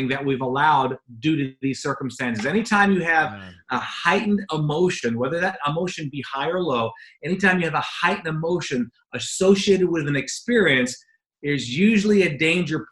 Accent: Jamaica; now in United States; I was born and raised in Jamaica.

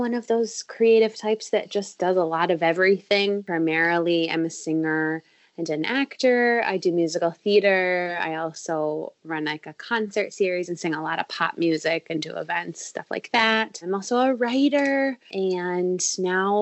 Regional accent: Seattle, Washington, United States; moved away as an adult; now in Chicago, United States; I'm originally from Seattle, Washington, born and raised. I moved to Chicago to go to school, and I've been here ever since.

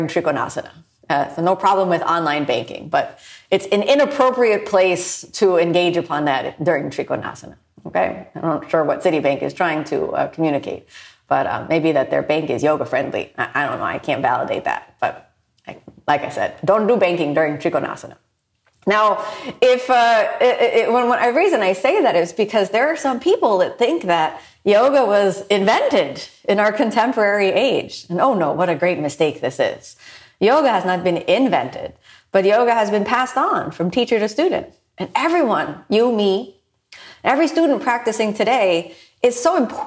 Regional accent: United States; born in the U.S., I'm part Japanese, and my dad is from Ohio, but, you know, his parents were born in Scotland

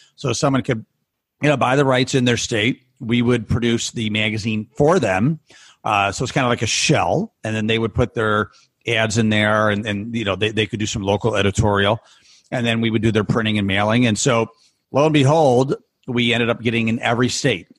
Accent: Rochester, New York, United States; my hometown

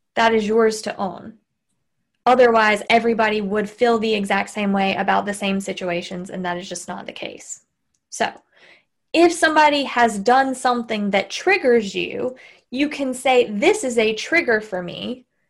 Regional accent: Southern, United States; accent: Southern; my Southern accent

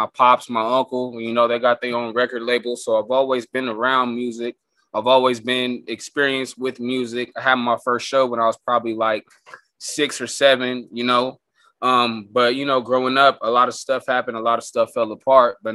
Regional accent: Escondido, California, United States; also born or lived in Oceanside, California; I grew up out here in Escondido. I went to school out here, so I was out here most of the time. I'm just an old baby, Oceanside baby.

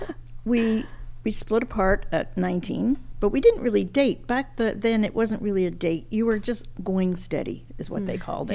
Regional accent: Montreal, Quebec, Canada; moved away as an adult; also born or lived in England; now in Ontario, Canada; came to Canada in 1949

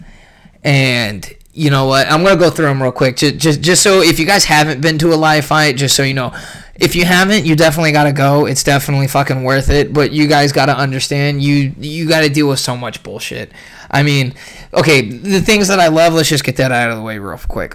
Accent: San Jose, California, United States; now in Arizona, United States; I grew up in San Jose

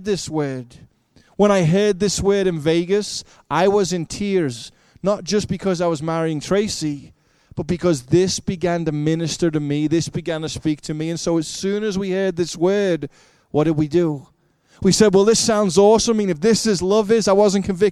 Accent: Liverpool, North West England, United Kingdom; moved away; I grew up in Liverpool, England

